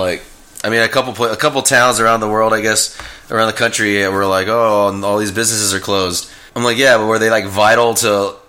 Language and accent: English; Texas, United States; now in Nashville, United States; we're from Texas originally, where the weather is extremely bipolar there.